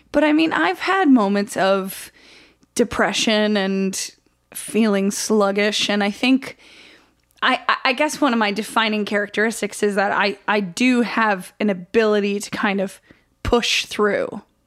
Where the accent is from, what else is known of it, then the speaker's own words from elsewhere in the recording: Oswego, New York, United States; I grew up in Oswego, New York